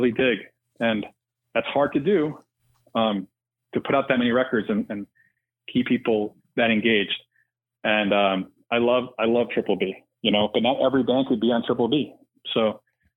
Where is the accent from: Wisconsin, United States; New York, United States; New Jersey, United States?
New York, United States; New York City; now in Los Angeles, United States; I'm not from LA originally. I grew up in New York City, but I've made some really good friends out here in the years we've lived here.